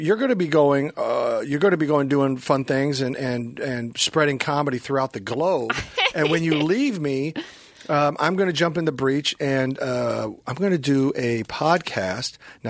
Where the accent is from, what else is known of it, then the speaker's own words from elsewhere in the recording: Kansas City, Missouri, United States; Loaded Vodka, which is made in my hometown of Kansas City